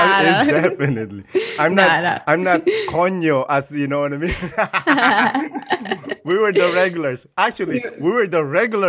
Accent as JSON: {"language": "English", "country": "Philippines", "tie": "born or raised there", "moved": "yes", "lives_now": "Canada", "said": "I grew up in the Philippines."}